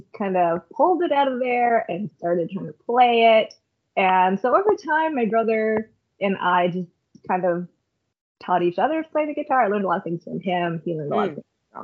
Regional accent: Canada; I grew up here in Canada

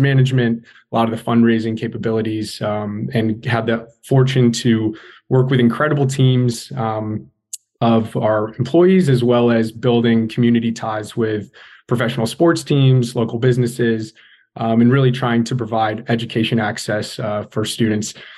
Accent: California, United States; moved away; I'm from California originally

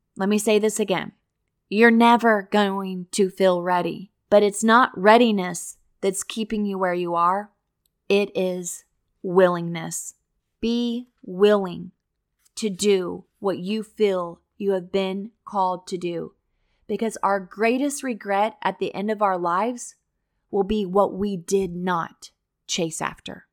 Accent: Missouri, United States; moved away as an adult; now in Florida, United States; I had taught at my hometown in Missouri

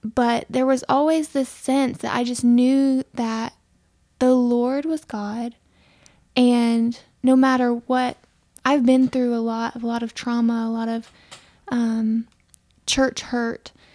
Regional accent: Aiken, South Carolina, United States; moved away as an adult; also born or lived in California; I grew up here in Aiken, um, in a, in a Mennonite community

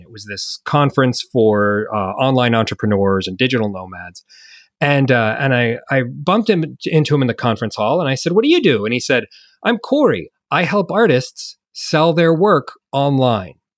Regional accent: United States; moved away as an adult; now in New Zealand; I'm an American digital nomad that's currently living in New Zealand. Uh, I left the States ten years ago with my young family

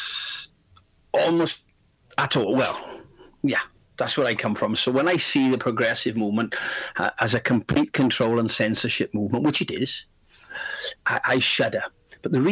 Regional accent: South Wales Valleys, United Kingdom; also born or lived in Barcelona region, Spain; now in Spain; I'm from Wales, South Wales, the valleys, the industrial region of South Wales

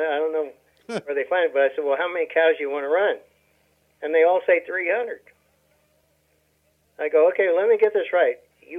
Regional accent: Nebraska, United States; now in Oklahoma, United States; I came from Nebraska, where you're looking at 18 to 20 acres per cow-calf unit. I come down to Oklahoma, and they're talking 3 to 4 acres per cow-calf unit.

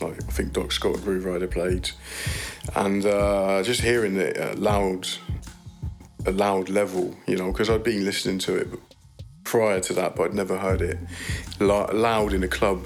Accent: Leiden, South Holland, Netherlands; I grew up in Leiden, the North Quarter.

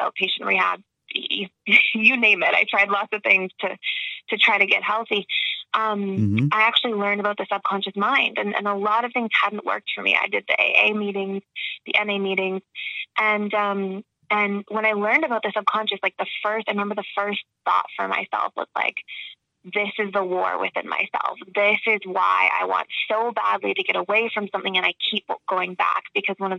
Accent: Toronto, Ontario, Canada; moved away as an adult; also born or lived in Georgia, United States / Florida, United States; I was born in Toronto and raised, and then I went to school in Georgia and then Florida

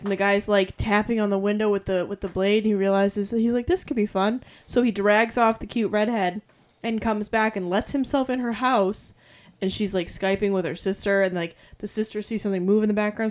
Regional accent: New England, United States; We're from New England.

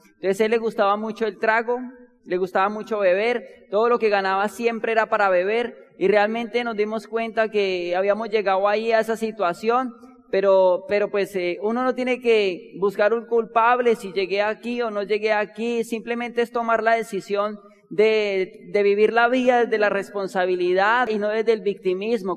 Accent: Bogotá, Colombia; nosotros nacimos y nos criamos en Bogotá

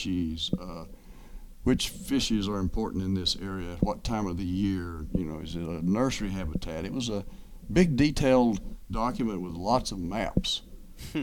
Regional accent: Tennessee, United States; moved away as an adult; now in Ocean Springs, United States; I grew up in Tennessee

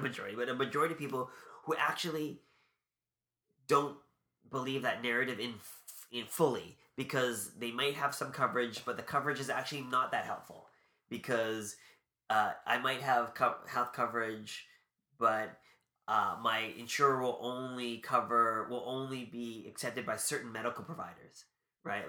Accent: Canada; we're Canadian

